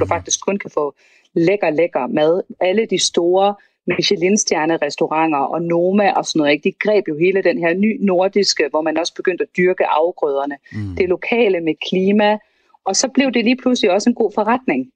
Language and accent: Danish; Vejle, Southern Denmark, Denmark; jeg kommer fra Vejle